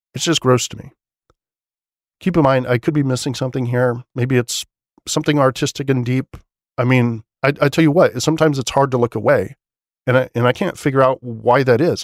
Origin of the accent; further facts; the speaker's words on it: United States; As an American